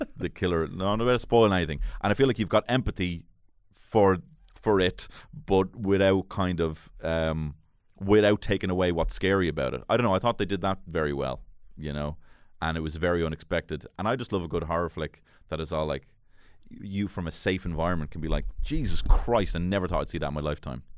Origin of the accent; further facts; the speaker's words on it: Dublin, Leinster, Ireland; I grew up in Marino.